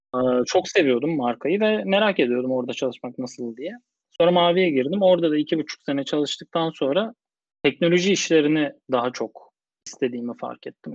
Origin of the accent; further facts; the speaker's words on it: Bursa, Turkey; moved away as an adult; also born or lived in Istanbul; Doğma büyüme Bursalıyım.